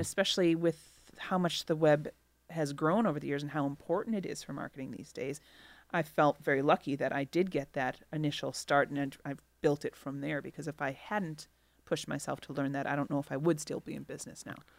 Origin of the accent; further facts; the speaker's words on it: Milwaukee, Wisconsin, United States; moved away as an adult; also born or lived in Chicago, Illinois; I grew up in Milwaukee um, and went to college in Milwaukee, and then after college, I moved to Chicago and have been there for 20 years, and now I've returned to Milwaukee